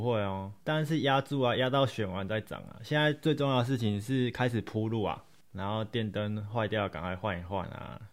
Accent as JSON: {"language": "Chinese", "country": "Taiwan", "said": "我们不就是土生土长的台湾人吗"}